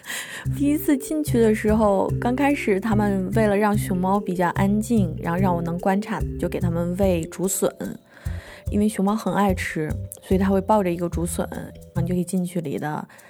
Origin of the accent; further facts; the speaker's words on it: Beijing, China; also born or lived in Henan; now in Kunshan, China; 我老家其实不在北京，虽然我是长在北京吧，但是我爸妈他们原来是从河南来的